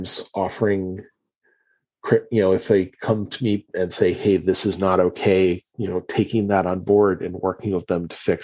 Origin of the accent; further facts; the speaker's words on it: Ohio, United States; I grew up in Ohio, mostly. I moved around a little bit because of my dad's job